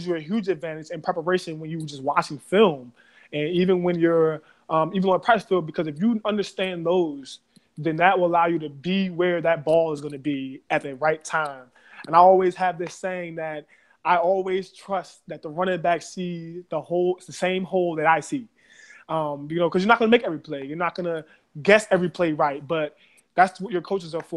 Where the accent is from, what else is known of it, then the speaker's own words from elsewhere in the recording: Baltimore, Maryland, United States; I am from Baltimore City. I grew up in the west side of Baltimore City